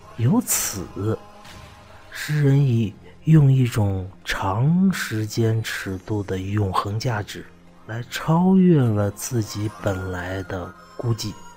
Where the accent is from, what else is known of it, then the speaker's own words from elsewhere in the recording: China; 我们中国人